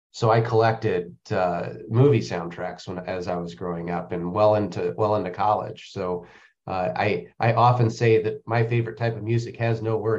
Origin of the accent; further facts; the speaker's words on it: Indiana, United States; Born and raised in Indiana and a big geek, went to Indiana University, Eagle Scout.